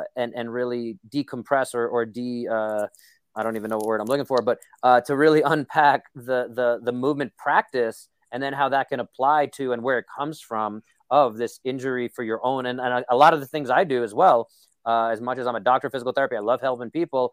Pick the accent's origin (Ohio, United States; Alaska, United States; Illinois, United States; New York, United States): New York, United States; New York City; moved away; I'm from Brooklyn. So, you know, we're just very negative, cynical people, as I've been told, especially as I've moved away from New York. People are like, why are you so cynical? Like, I'm how I grew up. I'm a New Yorker